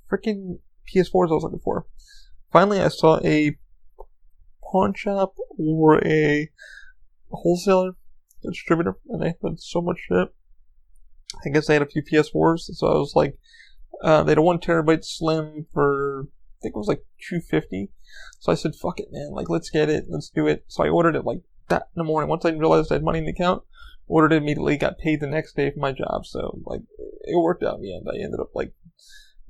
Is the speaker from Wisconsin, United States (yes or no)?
no; New York, United States; I grew up in New York